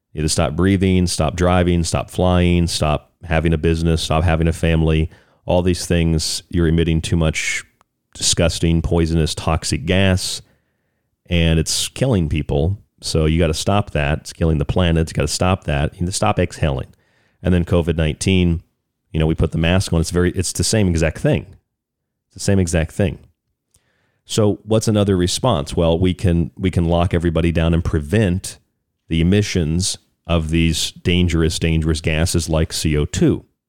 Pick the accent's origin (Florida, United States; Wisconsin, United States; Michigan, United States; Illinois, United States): Florida, United States; I'm from Florida, so I grew up with there, with there are a lot of hurricanes